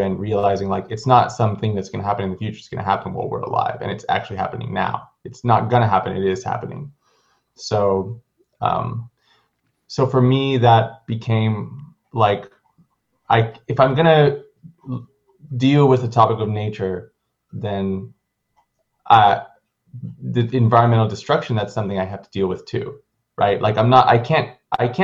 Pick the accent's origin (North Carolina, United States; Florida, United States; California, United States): California, United States; I am originally from California.